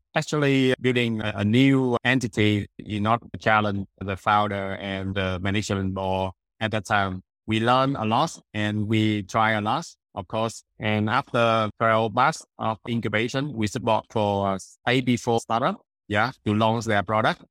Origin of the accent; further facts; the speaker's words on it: Da Nang, Vietnam; I'm from Danang, Vietnam